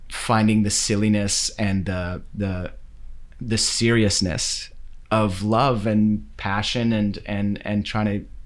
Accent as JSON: {"language": "English", "town": "Winnipeg", "region": "Manitoba", "country": "Canada", "tie": "born or raised there", "said": "That's growing up in Winnipeg too"}